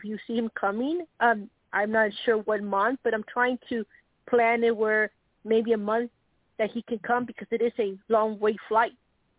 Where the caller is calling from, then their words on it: Nebraska, United States; from Nebraska